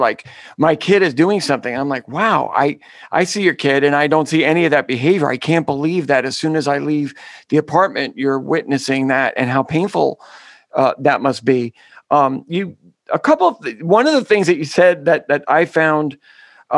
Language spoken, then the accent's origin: English; New York City, New York, United States; I'm a Bronx boy.